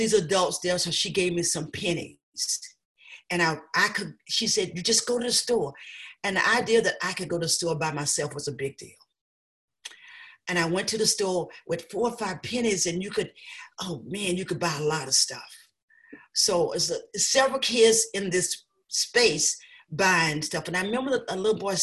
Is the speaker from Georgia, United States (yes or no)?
yes; South Georgia, United States; now in Amherst, United States; I was raised in Georgia, South Georgia